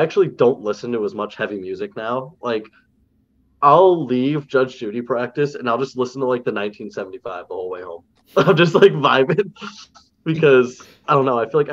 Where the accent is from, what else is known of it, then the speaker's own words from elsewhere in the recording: South Shore, Massachusetts, United States; I'm the South Shore guy